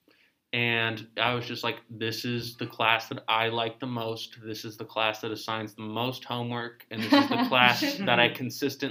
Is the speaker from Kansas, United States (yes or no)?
no; Santa Cruz, California, United States; I'm from Santa Cruz, California